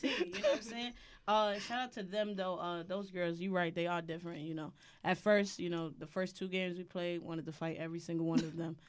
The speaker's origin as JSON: {"language": "English", "town": "New York City", "region": "New York", "country": "United States", "said": "I'm from Brooklyn."}